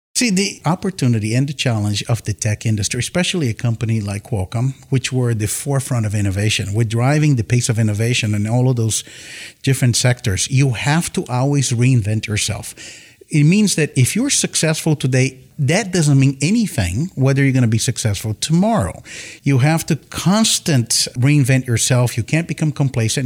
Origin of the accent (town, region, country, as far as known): Campinas, São Paulo, Brazil; born or raised there; moved away as an adult; also born or lived in Tokyo, Japan; now in San Diego, United States